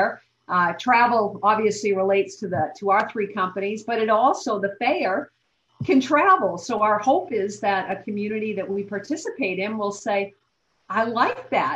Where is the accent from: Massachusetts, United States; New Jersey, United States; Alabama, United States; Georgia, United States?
Massachusetts, United States; also born or lived in New Hampshire; I grew up in Massachusetts